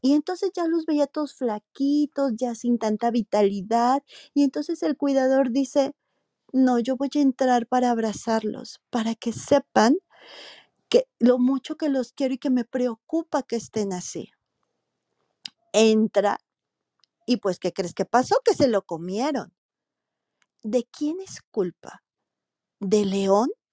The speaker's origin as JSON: {"language": "Spanish", "town": "Morelia", "region": "Michoacán", "country": "Mexico", "said": "yo soy de Morelia, Michoacán, un estado en, en el país de México"}